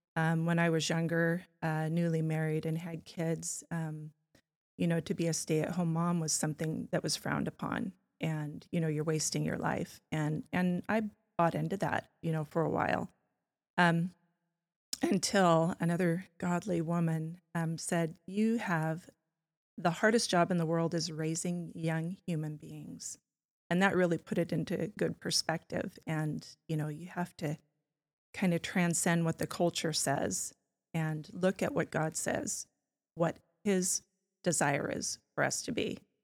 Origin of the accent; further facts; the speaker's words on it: California, United States; now in Spokane, United States; I was born in California